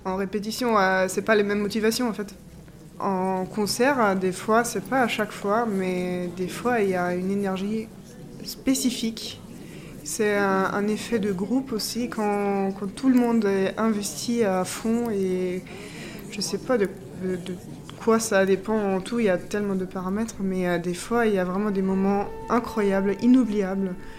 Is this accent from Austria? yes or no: yes; Austria; moved away as an adult; also born or lived in Germany; now in Limoges, France; je viens de l'Autriche